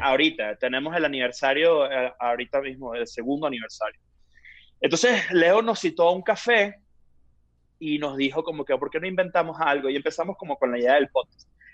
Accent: Venezuela; accent: Venezuelan; moved away; los venezolanos hablamos muy rápido

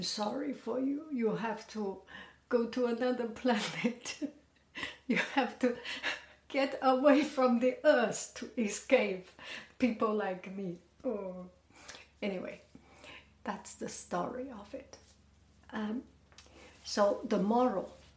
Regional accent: Beijing, China; moved away as an adult; now in United States; I am from Beijing

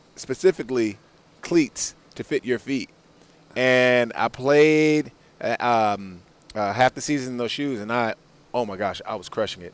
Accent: Washington, District of Columbia, United States; I grew up in Washington D.C.

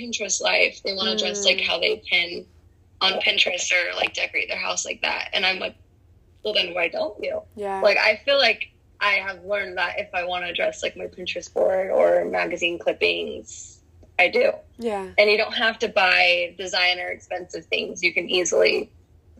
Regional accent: Cottonwood Heights, Utah, United States; I grew up in Cottonwood Heights, Utah.

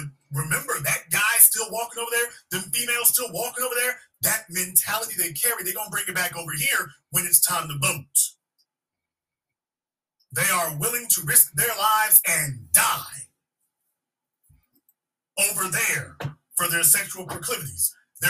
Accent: Louisiana, United States; I'm from Louisiana, and I can definitely tell you Chicago is right up there with anything I've ever seen.

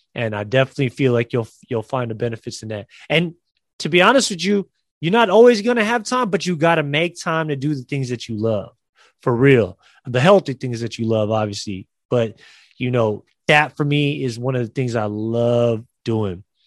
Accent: San Francisco, California, United States; San Francisco at the Chase Center in San Francisco, my hometown

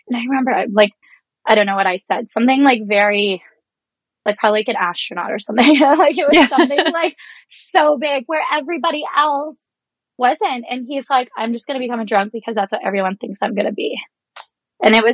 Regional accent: Reserve in Georgian Bay, Ontario, Canada; moved away; Growing up on the Reserve, it does feel like a forgotten place in Canada

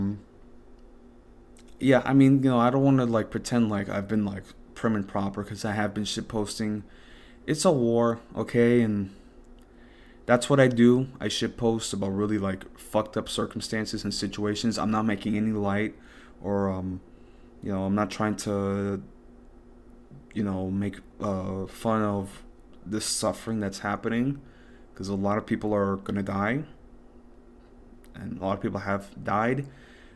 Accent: United States; also born or lived in Dominican Republic (ancestry); I'm an American

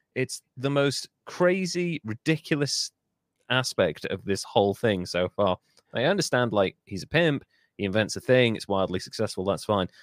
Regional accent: Wales, United Kingdom; as a Welshman

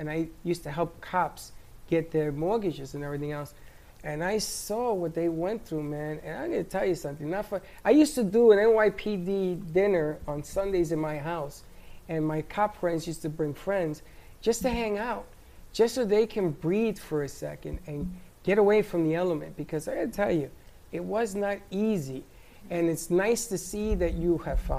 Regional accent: New York, United States; growing up in New York was different

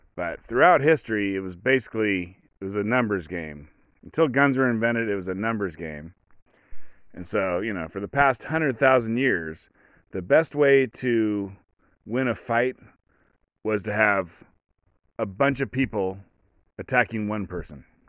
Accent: Oregon, United States; I'm from Oregon. I live in Oregon.

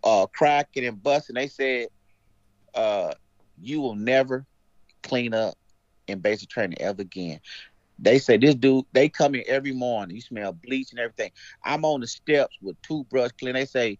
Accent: Missouri, United States; I'm from Missouri. I lived an hour away from Fort Lindenwood at that time.

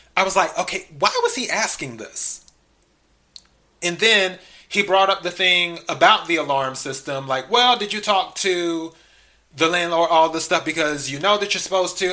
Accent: the Carolinas, United States; also born or lived in Los Angeles, California; now in Texas, United States; I'm originally from the South. I'm originally from the Carolinas, and of course Texas. I'm in the South.

